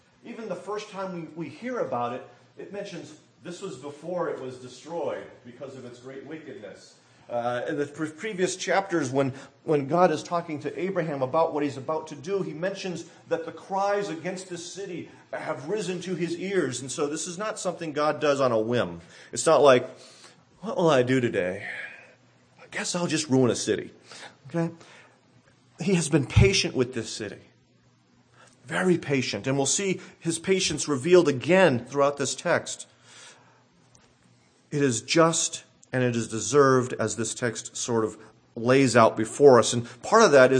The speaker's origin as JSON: {"language": "English", "region": "Massachusetts", "country": "United States", "tie": "born or raised there", "said": "growing up near Boston, there was one city in particular that stood out to many of us."}